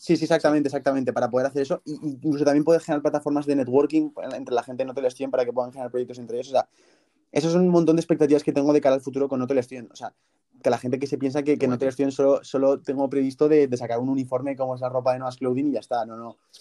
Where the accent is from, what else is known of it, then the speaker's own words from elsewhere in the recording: Zaragoza, Aragon, Spain; yo soy de Zaragoza